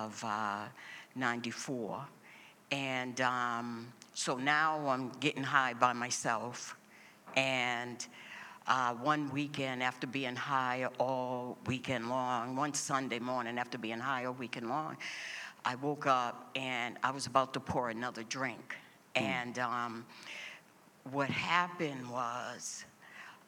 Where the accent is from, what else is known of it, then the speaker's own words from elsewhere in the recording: Boston, Massachusetts, United States; I was born and raised here in Boston